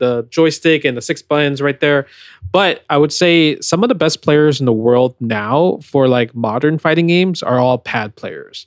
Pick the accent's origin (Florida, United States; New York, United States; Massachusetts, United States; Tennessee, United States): New York, United States; I was born in New York